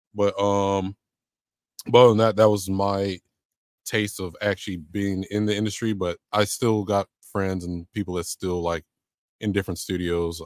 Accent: San Diego, California, United States; moved away as an adult; now in Georgia, United States; born and raised in San Diego

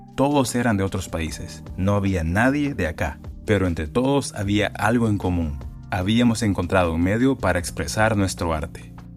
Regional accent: San Pedro Sula, Cortés, Honduras; moved away; also born or lived in Tegucigalpa; Nací en San Pedro Sula

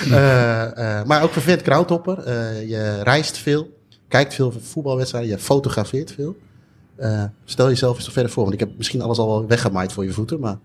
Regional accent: Netherlands; wij als Nederlander

